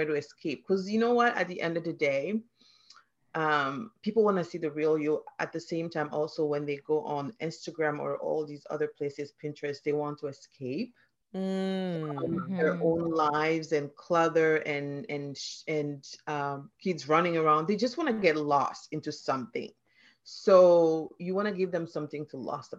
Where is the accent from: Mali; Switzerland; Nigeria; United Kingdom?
Mali; English is a second language; moved away as an adult; also born or lived in Philadelphia, United States / Minnesota, United States; now in Canada; I am originally from Mali, which is a West African country.